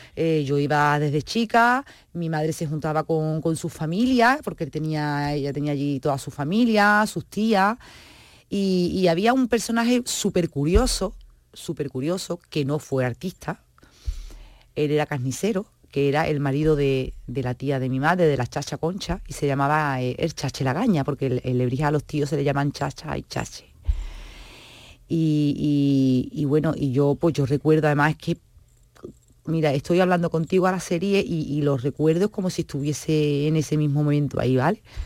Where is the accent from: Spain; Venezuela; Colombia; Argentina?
Spain; Seville, Andalusia